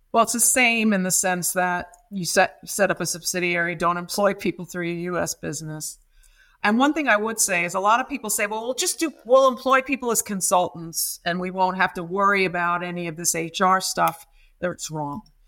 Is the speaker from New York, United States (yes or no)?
yes; New York City, New York, United States; moved away as an adult; also born or lived in Massachusetts; now in London, United Kingdom; I'm from Brooklyn, New York, and I was a rock and roll kid